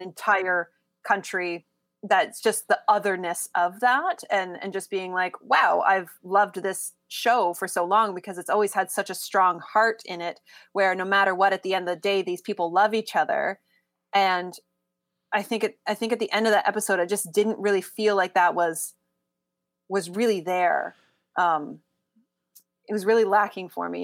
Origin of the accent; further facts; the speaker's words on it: Canada; as a Canadian